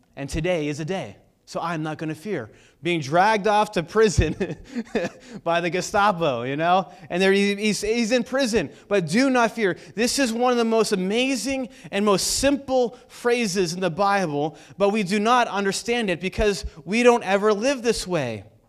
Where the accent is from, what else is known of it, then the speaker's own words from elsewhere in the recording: United States; me being American